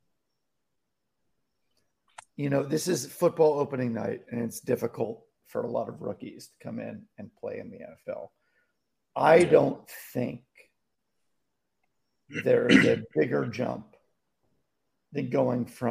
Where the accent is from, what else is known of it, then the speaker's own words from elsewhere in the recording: Martha's Vineyard, Massachusetts, United States; moved away; also born or lived in Astoria, New York; My growing up on Martha's Vineyard, my science teacher in grade 6 through 8 was a guy from Brooklyn